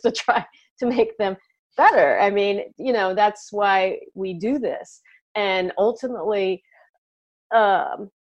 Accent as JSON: {"language": "English", "country": "United States", "said": "in the US, we have a holiday called Thanksgiving"}